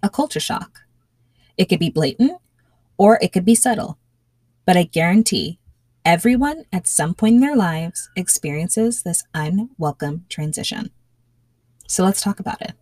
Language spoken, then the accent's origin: English; Elmont, New York, United States; now in Central Florida, United States; we had moved from our little nook in Elmont, that's in Nassau County